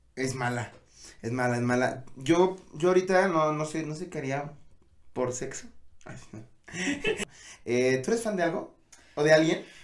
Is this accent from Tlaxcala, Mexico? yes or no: yes; Tlaxcala, Mexico; somos de Tlaxcala